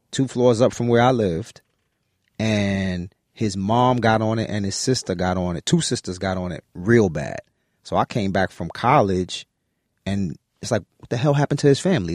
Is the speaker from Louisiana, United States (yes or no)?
no; New York City, New York, United States; staying in Brooklyn